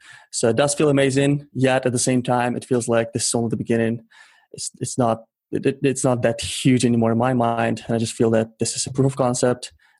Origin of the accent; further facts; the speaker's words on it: Ukraine; English is a second language; moved away as an adult; also born or lived in Toronto, Canada; now in British Columbia, Canada; So I'm an immigrant, clearly by the accent you can say I didn't grow up in North America. I'm originally from Ukraine. I moved to Canada about 7 years ago, originally Toronto. Then I moved to British Columbia